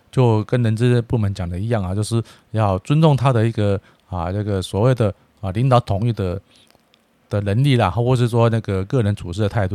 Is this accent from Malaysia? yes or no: no; Taiwan; 我们台湾啊，这个土生土长的